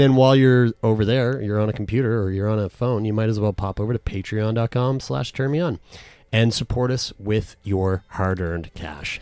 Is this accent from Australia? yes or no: no; Canada; we're from Canada